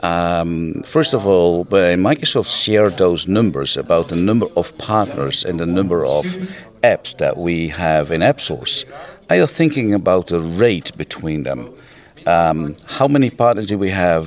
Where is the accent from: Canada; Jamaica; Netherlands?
Netherlands; I'm a freelance technical consultant and trainer from the Netherlands